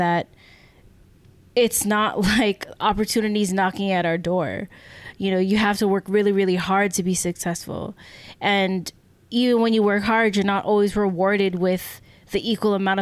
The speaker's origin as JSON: {"language": "English", "country": "United States", "said": "even as Filipino Americans"}